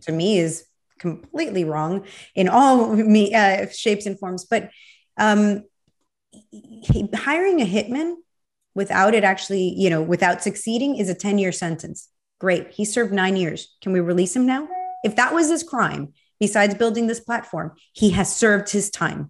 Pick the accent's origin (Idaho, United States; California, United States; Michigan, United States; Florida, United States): Florida, United States; Miami; I was born here in Miami